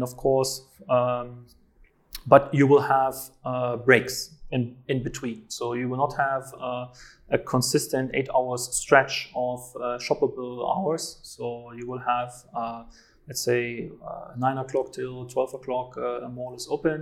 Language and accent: English; East Germany, Germany; now in Riyadh, Saudi Arabia; I come from East Germany